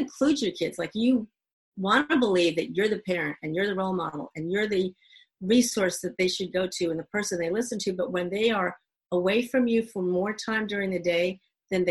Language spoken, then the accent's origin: English; Northeast, United States; moved away as an adult; also born or lived in Dominican Republic / Americus, Georgia; we're both from the Northeast